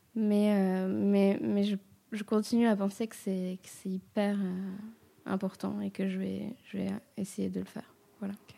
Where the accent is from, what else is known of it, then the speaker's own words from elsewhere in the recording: Réunion; now in Marseille, France; je suis réunionnaise et du coup, souvent, mon budget voyage tombe dans le budget euh, retour au bercail.